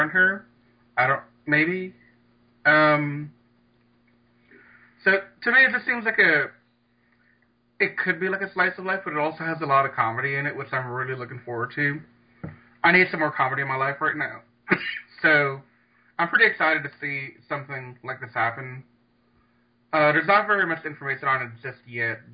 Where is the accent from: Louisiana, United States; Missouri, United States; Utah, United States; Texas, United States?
Louisiana, United States; I'm from Louisiana